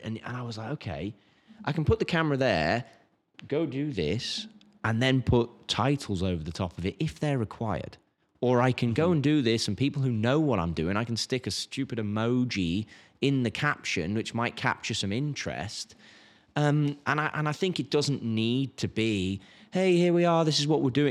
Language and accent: English; England, United Kingdom; now in United States; I'm English